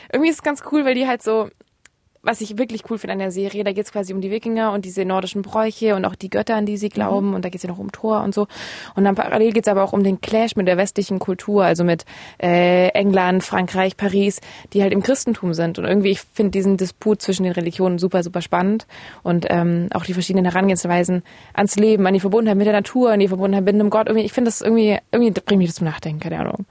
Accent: Ravensburg, Baden-Württemberg, Germany; now in Berlin, Germany; bei meinen Eltern zu Hause in meiner Heimatstadt Ravensburg

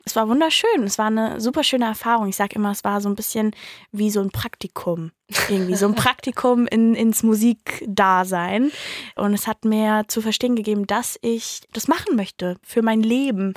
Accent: Mannheim, Baden-Württemberg, Germany; ich komme ja aus Mannheim

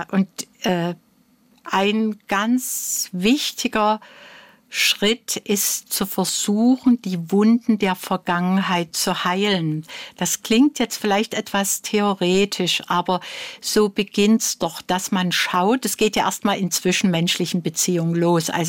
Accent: East Germany, Germany; Nee, also äh, nun muss ich sagen, ich bin ein Kind der DDR also

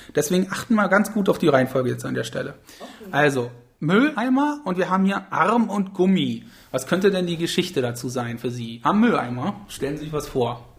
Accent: Magdeburg, Saxony-Anhalt, Germany; ich komme aus Magdeburg

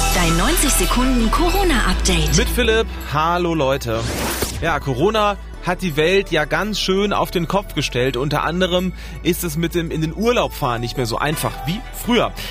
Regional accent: Germany; Bei uns in Deutschland

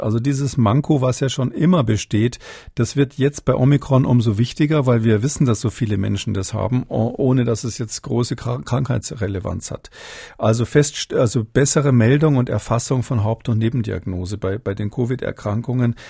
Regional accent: Munich, Bavaria, Germany; gebürtiger Münchner bin

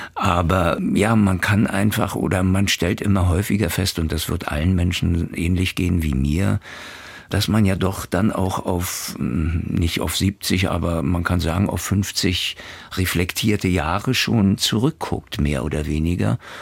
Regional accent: Wittenberge, Brandenburg, Germany; mein Leben als Kind in Wittenberge

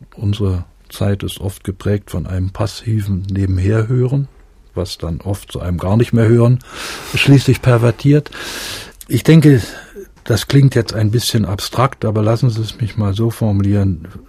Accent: Greifswald, Mecklenburg-Vorpommern, Germany; moved away as an adult; also born or lived in Brandenburg an der Havel / Rostock / Leipzig; ich bin ja in Greifswald dann äh, aufgewachsen in meiner ganzen Schulzeit.

